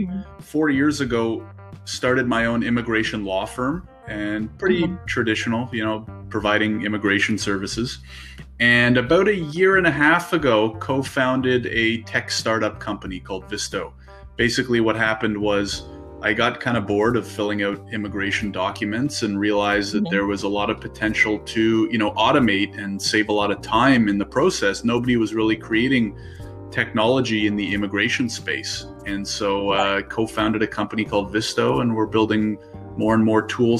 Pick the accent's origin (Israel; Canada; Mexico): Canada; Ottawa, Ontario; now in Toronto, Canada; I'm based out of Toronto, Ontario. I was born and raised in Ottawa